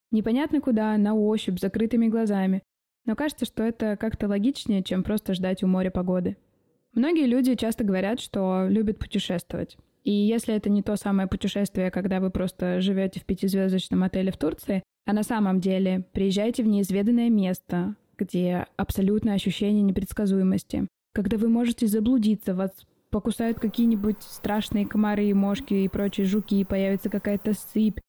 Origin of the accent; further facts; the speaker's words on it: Omsk, Omsk Oblast, Russia; moved away as an adult; now in Czech Republic; Я родилась и выросла в Омске